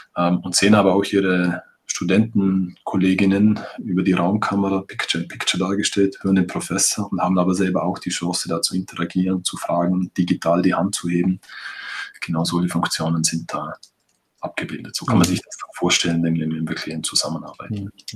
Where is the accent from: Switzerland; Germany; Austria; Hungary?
Austria; Vorarlberg; bei uns in Vorarlberg